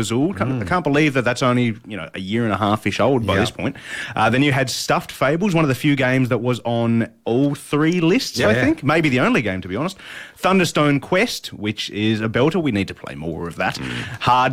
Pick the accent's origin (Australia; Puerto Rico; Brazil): Australia; Tasmania; we are from Tasmania, which is the bottom of this planet that we live on